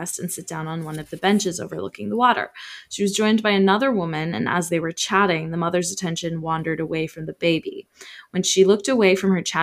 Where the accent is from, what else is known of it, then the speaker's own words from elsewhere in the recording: San Francisco, California, United States; my home state of California. And actually, not just my home state, my hometown of San Francisco.